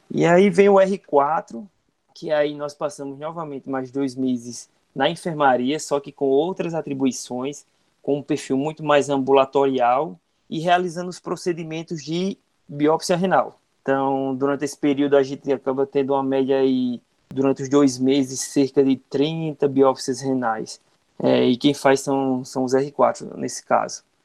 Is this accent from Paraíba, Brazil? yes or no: yes; Campina Grande, Paraíba, Brazil; da minha cidade, de onde sou natural, né, Campina Grande